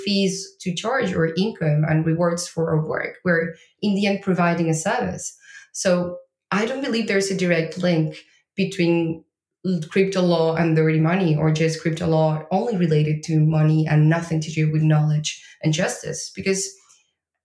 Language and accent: English; Argentina; moved away as an adult; now in Lisbon, Portugal; I am from Argentina